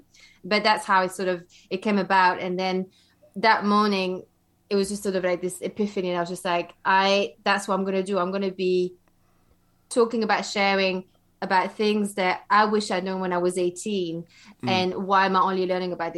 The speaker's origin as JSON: {"language": "English", "country": "Belgium", "tie": "born or raised there", "also_born_or_lived": "London, United Kingdom", "moved": "yes", "lives_now": "United Kingdom", "said": "where I come from, I grew up in Belgium. And so now I live in the UK."}